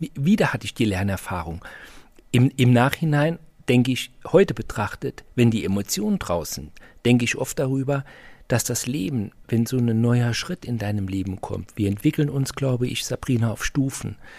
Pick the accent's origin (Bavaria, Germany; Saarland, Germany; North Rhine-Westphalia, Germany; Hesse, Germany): Saarland, Germany; Saarbrücken; ich komme aus Saarbrücken